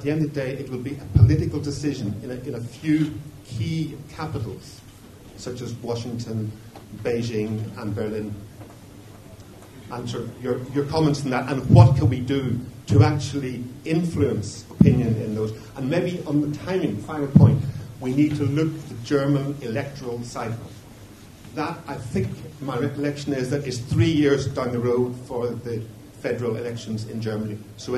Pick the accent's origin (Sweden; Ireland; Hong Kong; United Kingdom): Ireland; as you can probably tell from my accent, I come from Ireland.